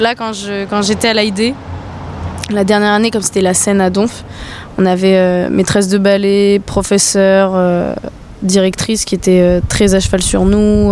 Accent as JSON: {"language": "French", "country": "New Caledonia", "also_born_or_lived": "United States", "moved": "as an adult", "said": "quand je suis rentrée chez moi en Nouvelle-Calédonie"}